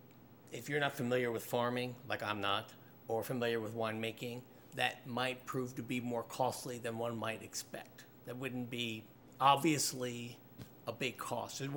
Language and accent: English; Maryland, United States; also born or lived in Silver Spring, Maryland; I'm from Maryland. I live in Silver Spring